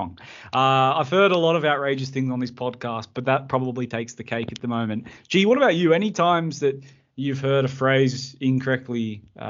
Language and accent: English; Emerald Beach, New South Wales, Australia; we were like growing up in Emerald Beach, small town, everyone knew everyone